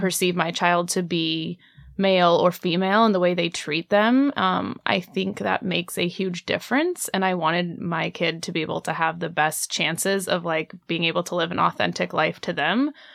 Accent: Indiana, United States; I'm from Indiana, and even though the city where I grew up had a decent sex ed program

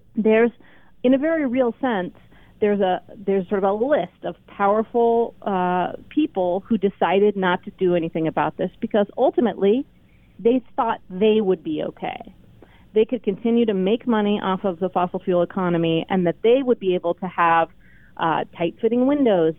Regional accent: the West, United States; I grew up in the West, and one thing that I always liked about our region is the sense of possibility and space

